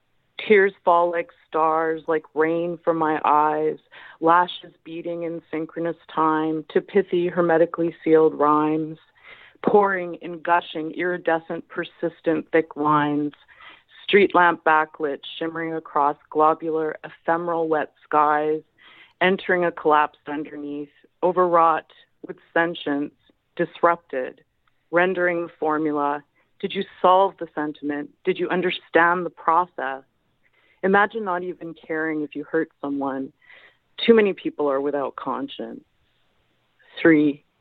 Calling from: Montreal, Quebec, Canada; I'm in Montreal.

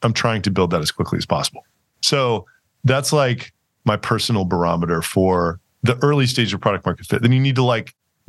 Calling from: Austin, Texas, United States; I am calling from Austin. Yeah. Well, I live in Austin, Texas.

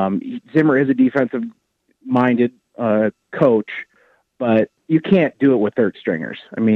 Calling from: Ames, Iowa, United States

